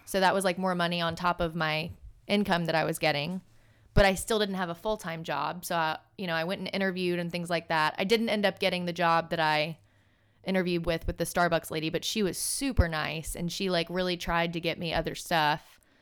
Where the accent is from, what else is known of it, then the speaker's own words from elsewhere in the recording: Birmingham, Alabama, United States; moved away as an adult; also born or lived in Miami; me and my sister both growing up in Birmingham